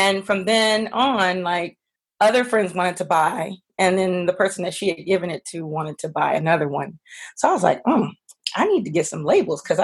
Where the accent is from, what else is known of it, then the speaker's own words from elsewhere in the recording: Los Angeles, California, United States; also born or lived in Washington, D.C.; I'm originally from Los Angeles